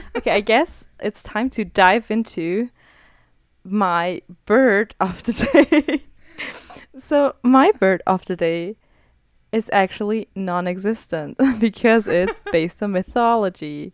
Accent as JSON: {"language": "English", "country": "Austria", "said": "I'm from Austria"}